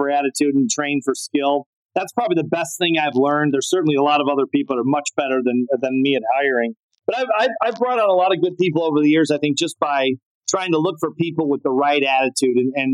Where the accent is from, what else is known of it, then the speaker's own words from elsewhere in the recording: Chicago, Illinois, United States; I grew up in Chicago, which was one of the strongholds in the entire world of tennis